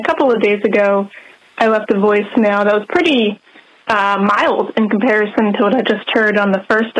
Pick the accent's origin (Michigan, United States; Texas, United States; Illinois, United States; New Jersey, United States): New Jersey, United States; I'm from South Jersey